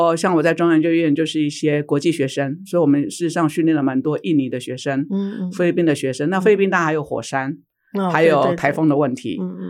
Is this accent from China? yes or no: no; Su'ao, Yilan County, Taiwan; 因为我在宜兰长大，在苏澳长大，